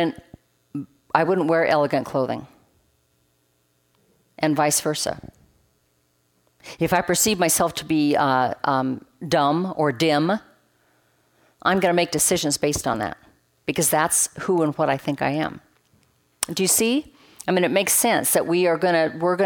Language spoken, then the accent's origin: English; Roseburg, Oregon, United States; moved away; It's 17 acres where I grew up on the North Umpqua River in Roseburg, Oregon